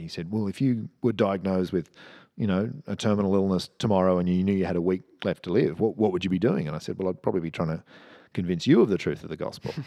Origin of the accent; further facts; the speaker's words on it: Cheltenham, South West England, United Kingdom; I grew up in Cheltenham, which isn't far from here.